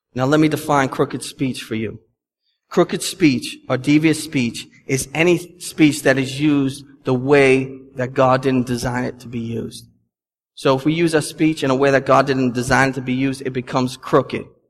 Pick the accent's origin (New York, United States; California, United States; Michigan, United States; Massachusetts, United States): Massachusetts, United States; Boston; accent: Boston; my Boston accent